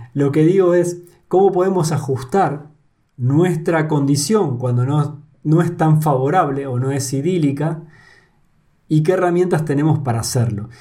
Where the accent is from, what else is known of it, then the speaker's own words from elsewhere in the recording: Argentina; moved away as an adult; now in Spain; Yo soy argentino y vivo en España